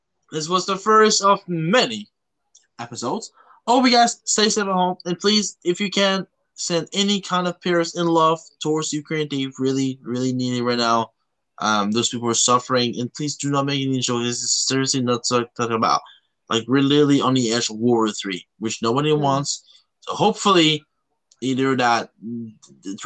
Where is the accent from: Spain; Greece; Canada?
Canada; now in Belgium; I'm a Canadian.